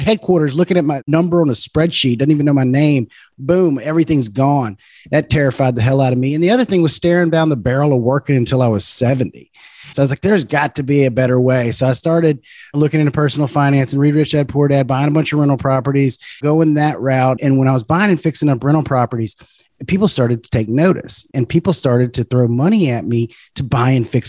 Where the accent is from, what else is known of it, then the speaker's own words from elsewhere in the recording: Baton Rouge, Louisiana, United States; I'm from Baton Rouge, Louisiana.